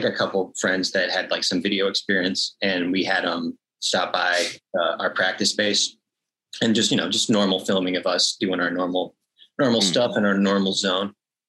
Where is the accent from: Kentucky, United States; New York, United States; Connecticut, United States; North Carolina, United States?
Connecticut, United States; Granby; now in Worcester, United States; I'm originally from Connecticut, which is really fucking boring. And there's nothing going on there culturally.